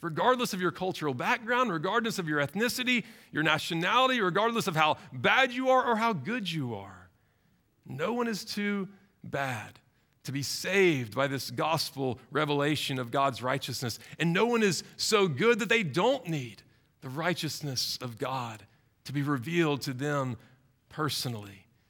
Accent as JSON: {"language": "English", "town": "Baton Rouge", "region": "Louisiana", "country": "United States", "tie": "born or raised there", "said": "When I was in sixth grade, growing up in Baton Rouge"}